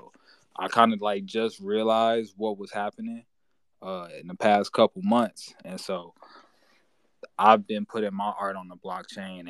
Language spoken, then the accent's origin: English; Gary, Indiana, United States; now in Arizona, United States; I'm originally from Gary, Indiana